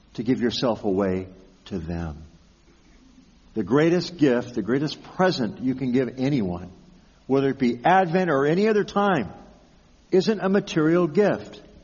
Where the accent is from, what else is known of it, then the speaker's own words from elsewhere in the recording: Pasadena, California, United States; growing up in the Pasadena area, every year at this time, we'd be preparing for the Rose Bowl